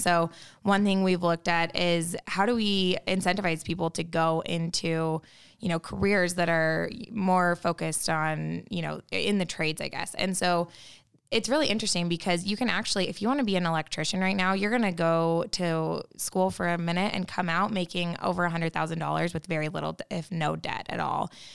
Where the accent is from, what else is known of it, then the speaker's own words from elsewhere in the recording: Utah, United States; growing up in Utah